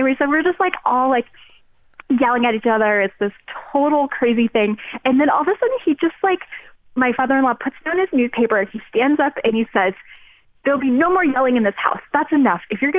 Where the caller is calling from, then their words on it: Denver, Colorado, United States; So I live in Denver, Colorado.